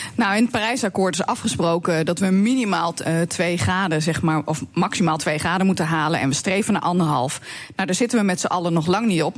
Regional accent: Drenthe, Netherlands; bij ons in Drenthe

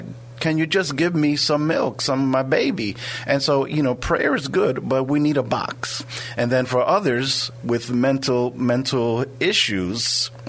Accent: New York, United States; now in San Antonio, United States; I'm from New York originally

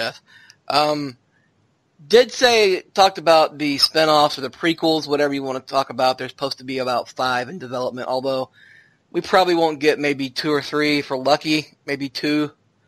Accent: Arkansas, United States; I'm from Arkansas

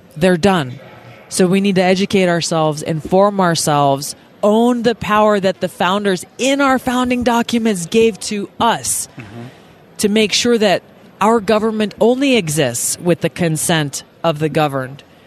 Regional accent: Hawaii, United States; my home state of Hawaii

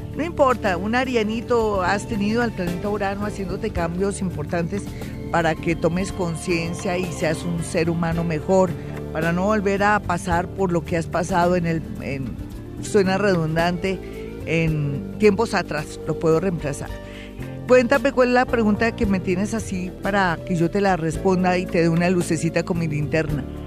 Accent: Colombia; cómo somos los colombianos de emprendedores

